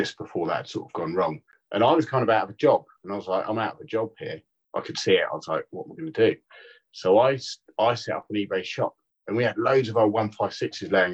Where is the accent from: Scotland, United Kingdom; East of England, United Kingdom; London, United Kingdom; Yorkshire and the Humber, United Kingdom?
East of England, United Kingdom; Tring; moved away as an adult; now in Bournemouth, United Kingdom; I grew up in Tring